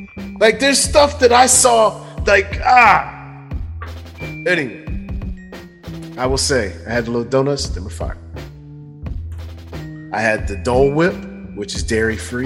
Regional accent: Cincinnati, Ohio, United States; we're from Cincinnati.

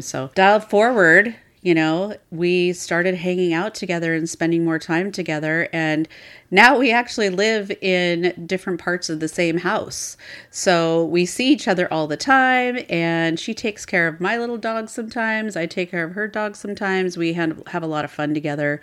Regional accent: Seattle, Washington, United States; I'm actually born and raised in Seattle

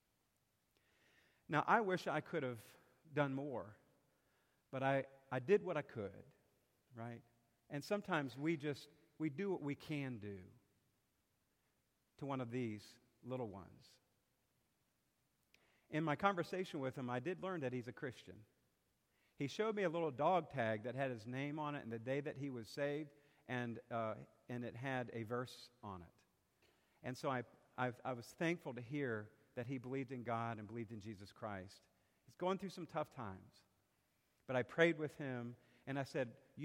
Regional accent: South Carolina, United States; now in Bon Air, United States; I'm from South Carolina

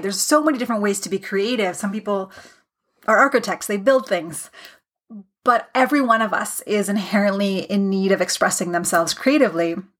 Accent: Canada; I am a Canadian

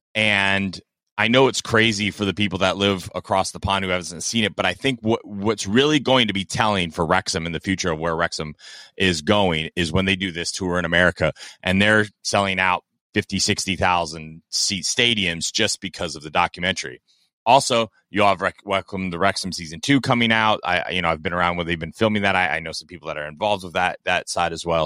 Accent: Kentucky, United States; moved away; also born or lived in South Florida; I am from Kentucky, uh, originally. I am from South Florida.

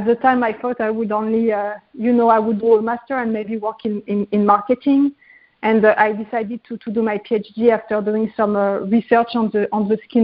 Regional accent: Paris, Île-de-France, France; moved away as an adult; I was growing up in Paris

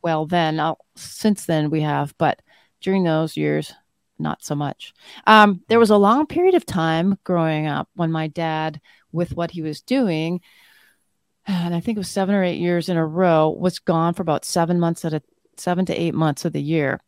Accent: Flin Flon, Manitoba, Canada; I was born in a place called Flin Flon in Manitoba, Canada. Um, so I'm Canadian born and raised

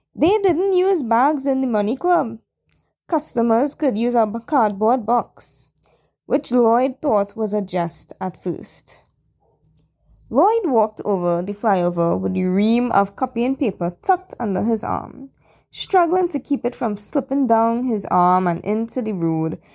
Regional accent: Chaguanas, Trinidad & Tobago; my hometown Shogunas

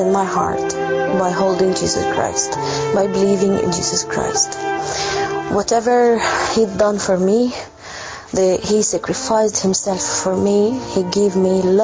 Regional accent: Egypt; I am from Egypt.

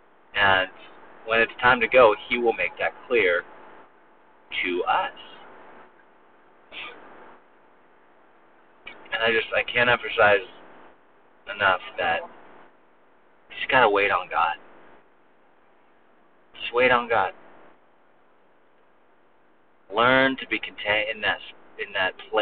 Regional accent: United States; we're so American

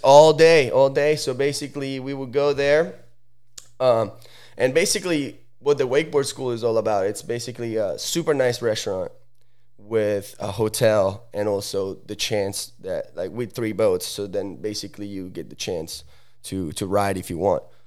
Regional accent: Sala Comacina, Lombardy, Italy; now in United States; I'm from Sala Comacina. It's a, a super small little

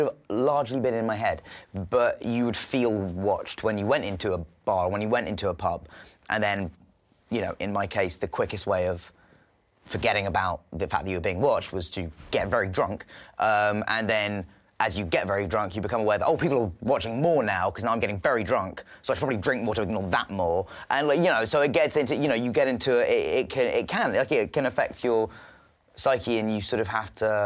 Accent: England, United Kingdom; I'm English

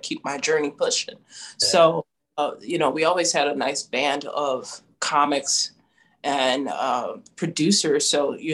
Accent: United States; also born or lived in China; That's my duty as an American English teacher

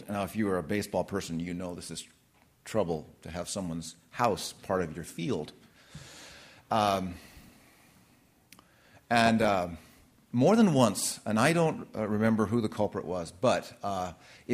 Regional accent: Redlands, California, United States; The address was 436 Eucalyptus Drive, Redlands, California

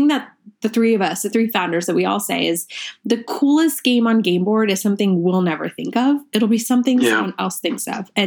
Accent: Manhattan, Kansas, United States; English is a second language; moved away as an adult; also born or lived in India / New York; now in Colorado, United States; I immigrated to this country when I was 6. We moved to Manhattan, Kansas, because my dad got a scholarship to study at KSU

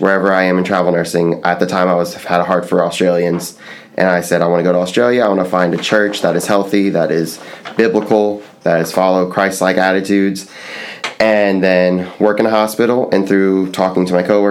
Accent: Folsom, Louisiana, United States; moved away; I am from a small town called Folsom, Louisiana, about an hour north of New Orleans

